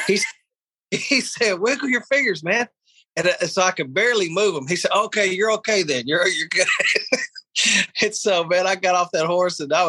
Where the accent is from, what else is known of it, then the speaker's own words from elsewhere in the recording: Texas, United States; I'm from Texas